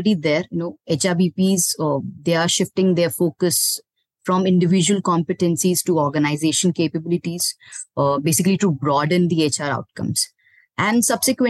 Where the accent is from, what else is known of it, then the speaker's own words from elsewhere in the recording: Bhilai, Chhattisgarh, India; moved away as an adult; also born or lived in Delhi; now in Pune, India; I'm from Bhilai, Chhattisgarh. I did my computer applications from there only